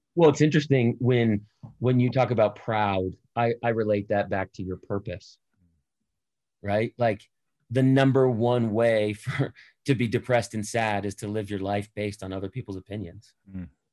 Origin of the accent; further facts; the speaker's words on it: Boston, Massachusetts, United States; I'm I'm from Boston